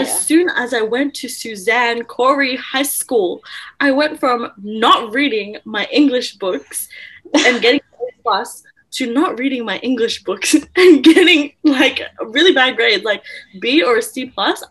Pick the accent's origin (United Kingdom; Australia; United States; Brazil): Australia; born or raised there; also born or lived in Philippines